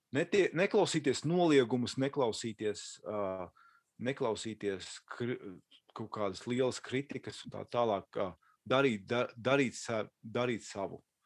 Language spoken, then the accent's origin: Latvian; Latvia; now in Los Angeles, United States; mēs esam latvieši, mēs, mēs runājam latviešu